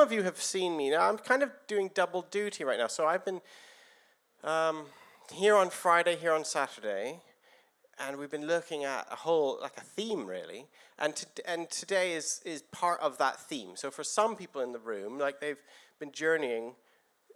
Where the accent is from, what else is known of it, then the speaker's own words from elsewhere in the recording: Canada; moved away as an adult; also born or lived in Guildford, England; now in England; I came to England from Canada about 22 years ago